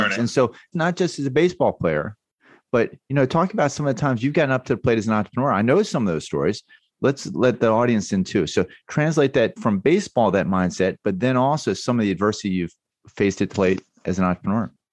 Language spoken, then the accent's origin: English; Baltimore, Maryland, United States; moved away; also born or lived in New York / North Carolina; I grew up in Baltimore and was a huge Baltimore Orioles fan, then moved to New York.